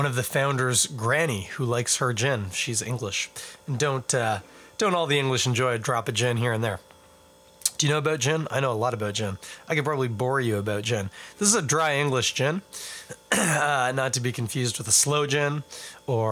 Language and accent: English; Toronto, Ontario, Canada; I am born and bred right here in Ontario, in Scarborough is where I was born. Now live in Toronto